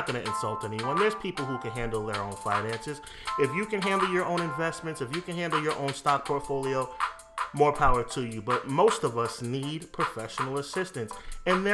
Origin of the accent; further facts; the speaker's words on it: New York, United States; I'm from New York myself